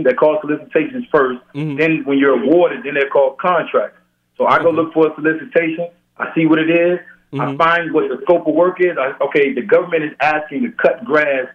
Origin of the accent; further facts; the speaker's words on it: Norfolk, Virginia, United States; I'm from Virginia, Norfolk